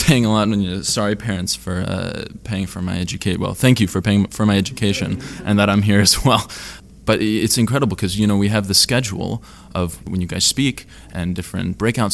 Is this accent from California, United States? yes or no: yes; California, United States; I am from California